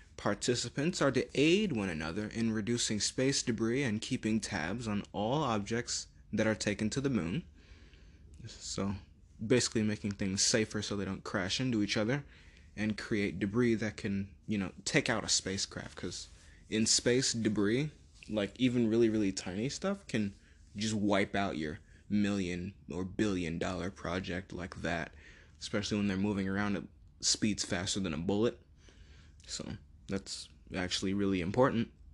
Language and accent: English; United States; for me personally as an American.